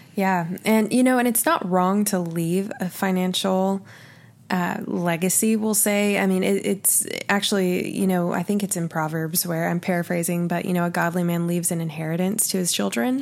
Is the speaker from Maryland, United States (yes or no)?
no; Oklahoma, United States; I'm from Oklahoma